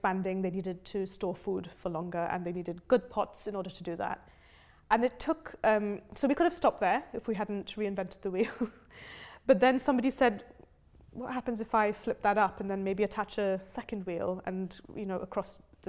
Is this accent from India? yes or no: yes; India; now in United Kingdom; I grew up in India, where it's very normal to want to be an engineer when you grow up.